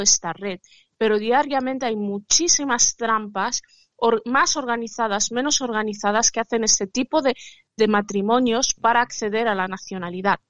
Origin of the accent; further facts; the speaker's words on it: Spain; Yo soy española porque me nacionalicé española, nacida en España de padres marroquíes